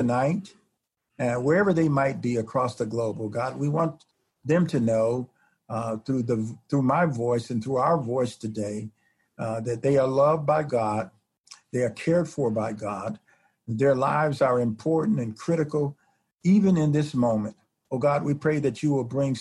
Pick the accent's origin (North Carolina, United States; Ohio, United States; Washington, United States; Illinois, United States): Illinois, United States; Chicago; now in Indiana, United States; I'm originally from Chicago.